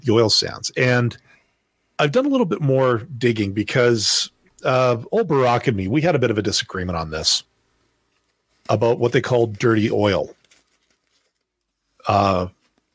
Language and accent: English; Manitoba, Canada; moved away; also born or lived in Alberta; I was born in Manitoba, which is, well, that's the province that's next door to Ontario